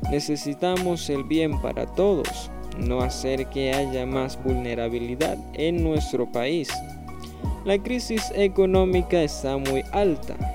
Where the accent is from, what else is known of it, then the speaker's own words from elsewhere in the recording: Colombia; Soy un colombiano que también siente lo que sucede